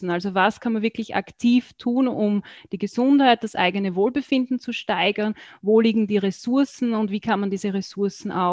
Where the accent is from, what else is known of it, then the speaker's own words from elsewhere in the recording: Burgenland, Austria; Ich komme aus Österreich, genauer gesagt aus dem Burgenland. Das ist so das östliche Bundesland von ähm, Österreich, wird auch so als das sonnigste Bundesland bezeichnet.